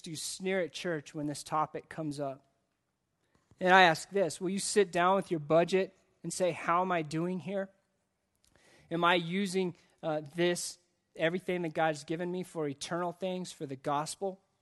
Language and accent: English; United States; as the American church